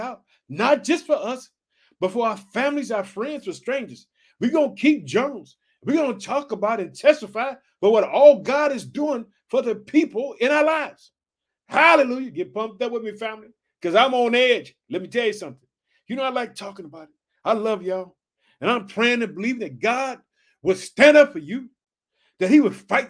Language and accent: English; Illinois, United States; also born or lived in Chicago